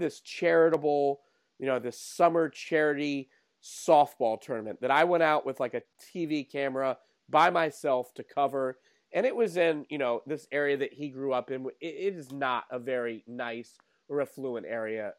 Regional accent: Norfolk, Virginia, United States; growing up in Norfolk, Virginia, as I did

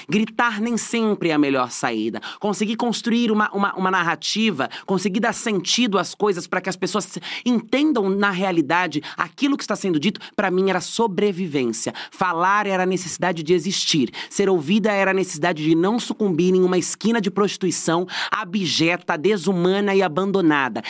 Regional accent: Francisco Morato, São Paulo, Brazil; A minha infância eu cresci em Francisco Morato, criada pelas minhas avós

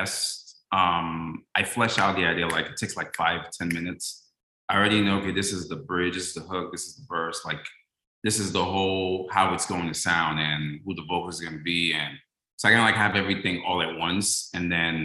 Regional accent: D.C., Maryland, United States; moved away as an adult; also born or lived in Washington, D.C.; now in Los Angeles, United States; I grew up in Maryland, D.C.

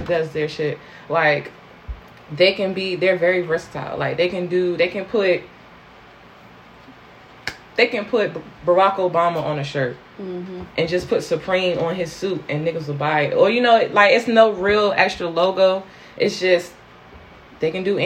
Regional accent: Portsmouth, Virginia, United States; I was born in Portsmouth. I was born in Maryview

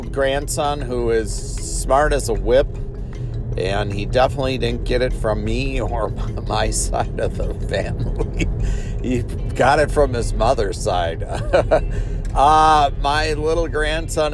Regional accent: Milwaukee, Wisconsin, United States; when I was a child here in the Milwaukee area

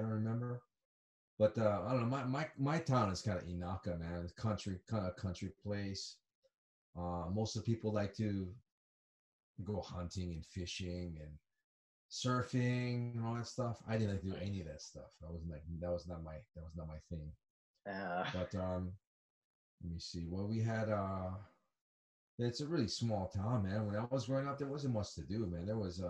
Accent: Hilo, Hawaii, United States; moved away as an adult; also born or lived in Atlanta, Georgia / Colorado; now in Japan; I'm from Hilo. I'm from the Big Island. Hilo is the east side. It's the rainy side.

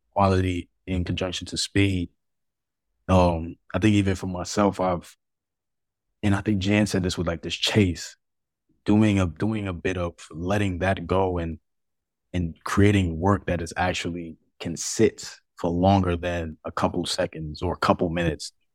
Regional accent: New York City, New York, United States; I was born in Harlem, um, you know, to two of Molly and parents

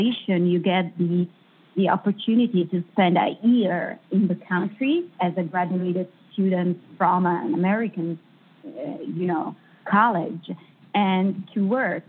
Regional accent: Italy; English is a second language; moved away as an adult; also born or lived in Hollywood; now in Los Angeles, United States; I come from Italy

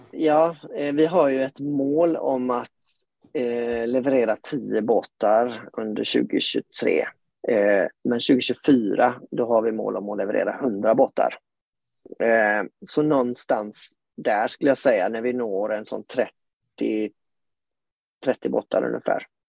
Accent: Gothenburg, Västra Götaland, Sweden; now in Tønsberg, Norway; jeg er som dere hører svensk, kanskje. Jeg er født og oppvokst eh, i Göteborg, på vestkysten

